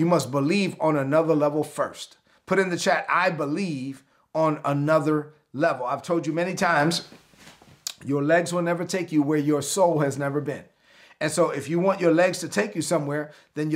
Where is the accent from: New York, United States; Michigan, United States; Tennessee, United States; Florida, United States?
New York, United States; New York City; I'm a product of the New York City public school system